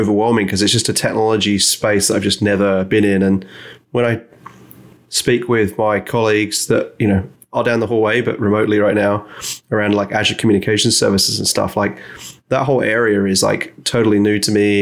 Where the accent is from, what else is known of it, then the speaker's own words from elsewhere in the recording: Great Dunmow, East of England, United Kingdom; now in Redmond, United States; I was from Great Dunmo, which is just outside Stansted